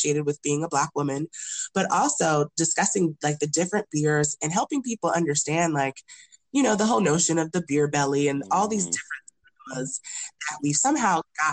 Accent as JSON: {"language": "English", "country": "United States", "tie": "born or raised there", "also_born_or_lived": "Nigeria (ancestry)", "said": "growing up as a first gen Nigerian"}